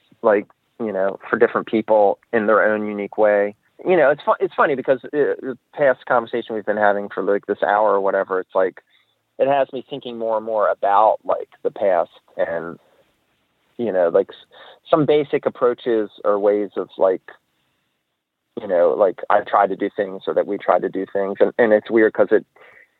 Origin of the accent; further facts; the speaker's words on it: Annapolis, Maryland, United States; we grew up around Annapolis